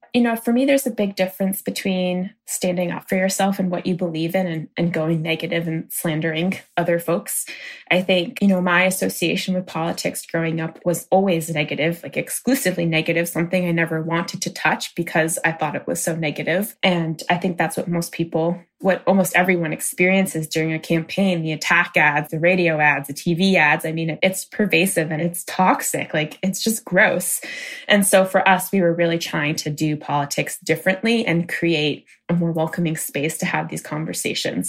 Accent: Maine, United States; I grew up in a small rural town in Maine, a town of about 1,600 people.

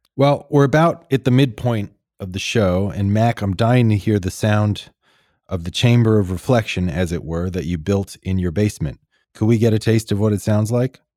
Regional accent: Edmonton, Alberta, Canada; I'm from Edmonton, Alberta

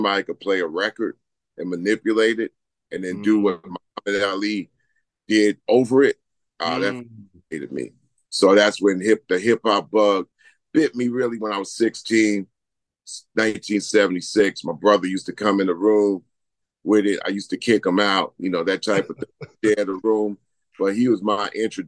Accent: Long Island, New York, United States; also born or lived in Queens, New York; moving to Long Island at 9. So I'm a Long Islander

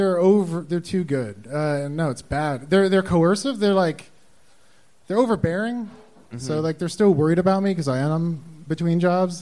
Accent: Long Island, New York, United States; also born or lived in Colorado; now in Austin, United States; No, I'm from Long Island.

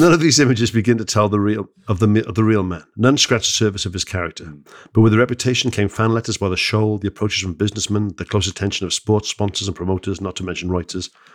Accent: Wales, United Kingdom; I'm born in Wales

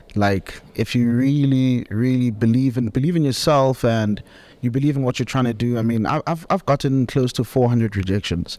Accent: Soweto, Gauteng, South Africa; moved away; born and bred in Soweto, exported to the burbs, matured in various parts of the country.

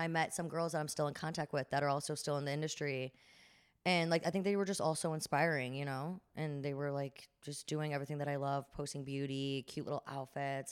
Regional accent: Chicago, Illinois, United States; moved away as an adult; also born or lived in Northern California; now in New Jersey, United States; And then I'm from Chicago. So before that, I was living in Chicago

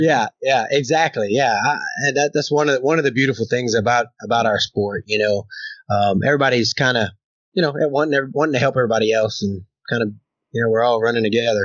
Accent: Louisiana, United States; now in Oklahoma, United States; I'm in Oklahoma and I'm from Louisiana

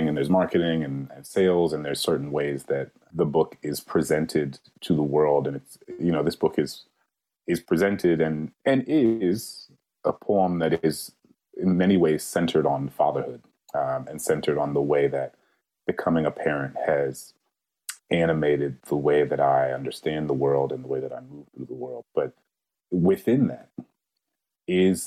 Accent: New Orleans, Louisiana, United States; moved away; we're both from New Orleans. And every time I go back home

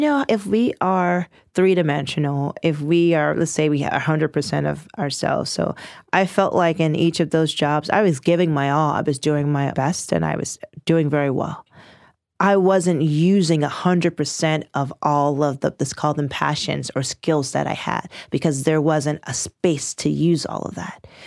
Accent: Washington, District of Columbia, United States; I'm from Northwest Washington, D C.

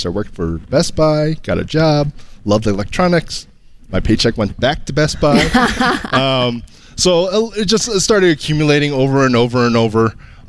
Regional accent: Kalamazoo, Michigan, United States; Kalamazoo, Michigan.

